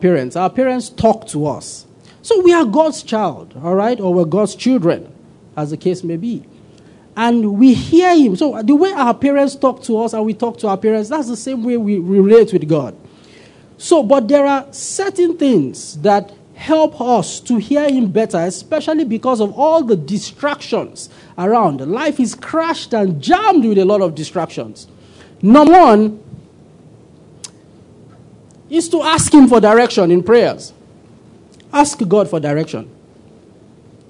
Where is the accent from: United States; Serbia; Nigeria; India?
Nigeria; Kaduna, Kaduna State; Many years ago, I grew up in Kaduna